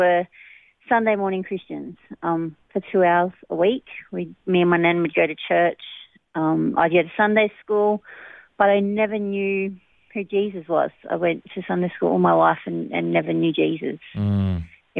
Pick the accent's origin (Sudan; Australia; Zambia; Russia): Australia; Bundaberg, Queensland; now in Narrabri, Australia; I come from Bundaberg. I was born there. I lived with my grandparents